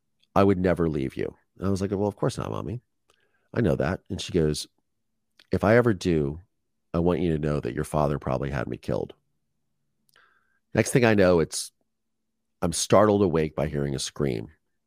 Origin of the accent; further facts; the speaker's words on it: Dahlgren, Virginia, United States; also born or lived in Philadelphia / Pensacola; And then we moved to Dahlgren, Virginia when I was like 1 year old. And I lived on a naval base where I grew up for the next 4 years in Dahlgren, Virginia.